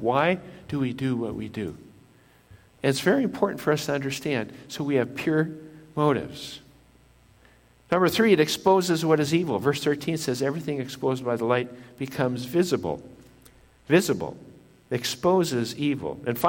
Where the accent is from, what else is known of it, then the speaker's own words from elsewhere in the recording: Japan; I was born in Japan, lived in Japan